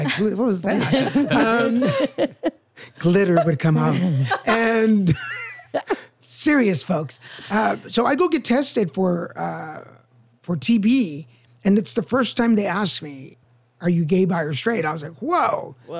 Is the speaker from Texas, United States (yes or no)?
yes; Dallas, Texas, United States; grew up in Dallas.